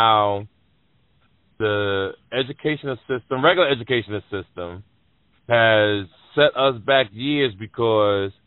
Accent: Jersey City, New Jersey, United States; I grew up in Jersey City.

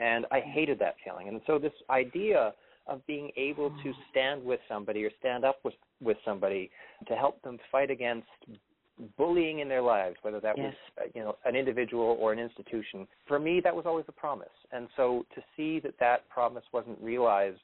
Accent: Toronto, Ontario, Canada; moved away as an adult; also born or lived in British Columbia; I'm originally from Toronto.

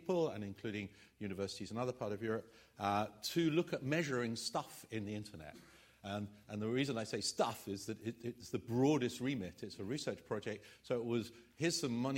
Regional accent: England, United Kingdom; I'm English, about as English as you can get

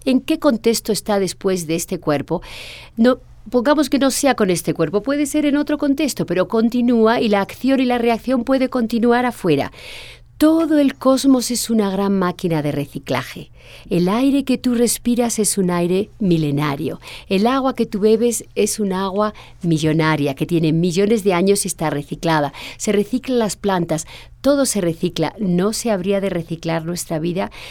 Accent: Spain; cuando llego a España, mi país natal

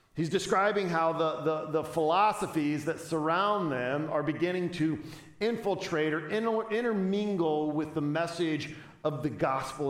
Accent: Chicago, Illinois, United States; I was from the Chicagoland area

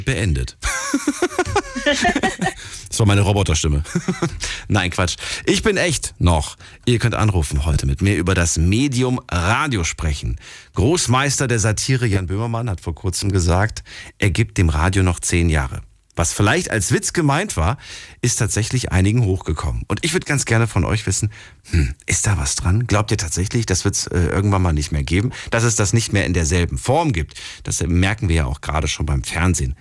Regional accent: Hesse, Germany; ich komme ja auch aus Hessen

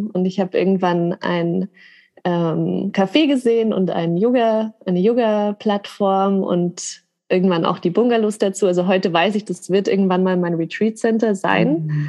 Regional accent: Grafing, Bavaria, Germany; now in Munich, Germany; ich bin in Grafing aufgewachsen und dann nach München gezogen

